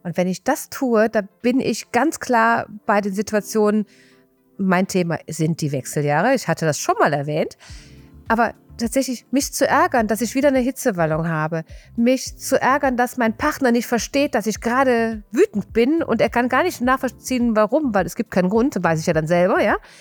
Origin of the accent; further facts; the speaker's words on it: Rhineland, Germany; accent: Rhineland; Ich komme aus dem Rheinland, wie man hört